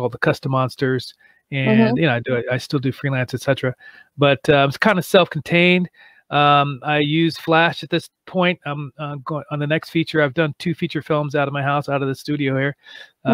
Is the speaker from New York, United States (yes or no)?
no; Malibu, California, United States; also born or lived in Santa Monica; I was born in Santa Monica and grew up in Malibu area.